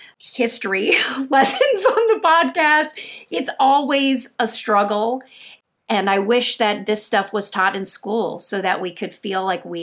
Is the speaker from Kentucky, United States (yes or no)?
yes; Kentucky, United States; moved away; also born or lived in New York; I grew up in Kentucky